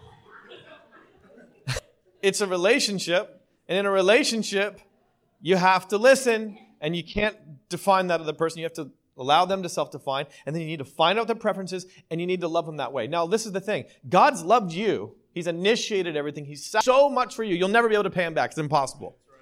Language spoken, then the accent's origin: English; Ontario, Canada; also born or lived in New York City, United States; now in Costa Mesa, United States; I'm from Ontario